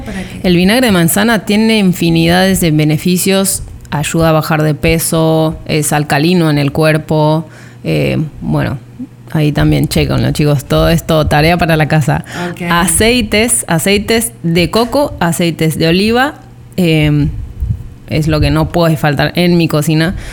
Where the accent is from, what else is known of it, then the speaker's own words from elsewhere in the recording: Argentina; moved away as an adult; now in Riviera Maya, Mexico; Trece años en México y principalmente en la Riviera Maya, así que somos, argentinas mayas.